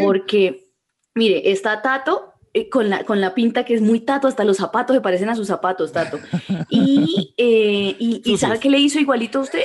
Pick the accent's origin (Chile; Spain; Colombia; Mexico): Colombia; soy colombiana